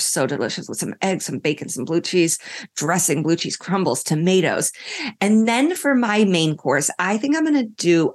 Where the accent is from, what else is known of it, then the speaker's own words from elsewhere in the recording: Indianapolis, Indiana, United States; my hometown